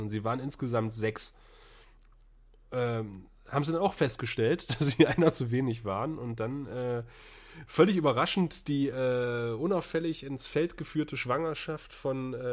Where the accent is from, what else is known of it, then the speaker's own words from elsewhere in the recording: Northern Germany, Germany; Ich bin Norddeutscher, ich habe mit Karneval nichts am Hut.